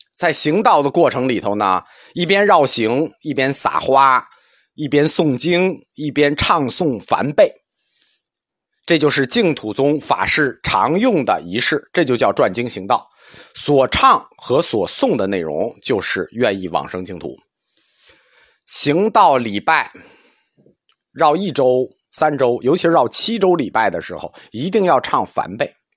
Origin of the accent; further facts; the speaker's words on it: China; 我们中国人的祖先崇拜